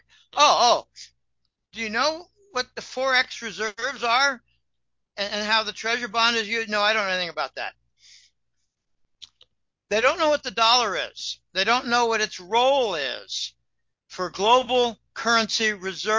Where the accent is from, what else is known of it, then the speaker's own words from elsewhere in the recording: Pennsylvania, United States; I come from Pennsylvania, and the Pennsylvania Dutch, by the way, that's Deutsch